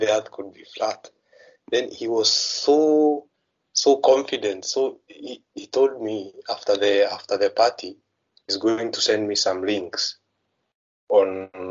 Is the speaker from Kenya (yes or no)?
yes; Kenya; I'm from Kenya